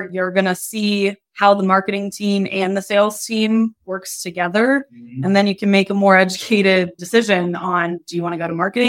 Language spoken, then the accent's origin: English; Fairfax and Loudoun County, Virginia, United States; Oh, I grew up in Fairfax and Loudoun County.